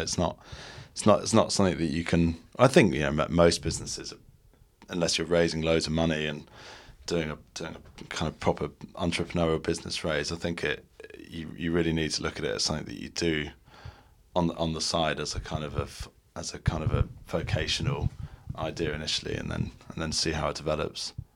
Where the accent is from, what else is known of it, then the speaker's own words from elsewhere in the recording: Ireland; moved away as an adult; also born or lived in Dublin; now in London, United Kingdom; we're Irish originally and we went to college there